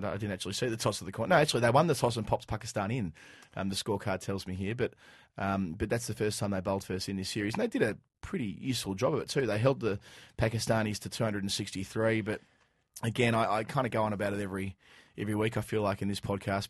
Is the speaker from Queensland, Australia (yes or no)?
no; Dandenong, Victoria, Australia; I, I grew up in Dandenong